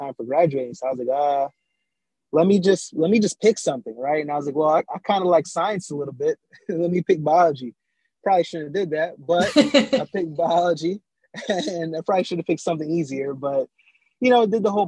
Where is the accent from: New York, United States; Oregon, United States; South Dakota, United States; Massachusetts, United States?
New York, United States; New York City; also born or lived in Jamaica; I was born in Jamaica, right? And I was raised in Brooklyn, New York, because my parents left out of Jamaica when I was about like 4 years old